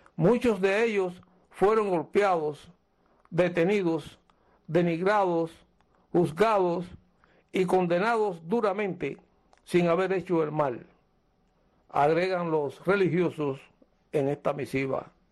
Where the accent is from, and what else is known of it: Cuba